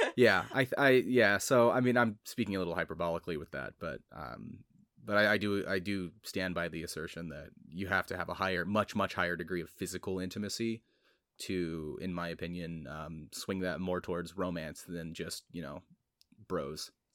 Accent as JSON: {"language": "English", "country": "United States", "tie": "born or raised there", "said": "as an American growing up culturally American"}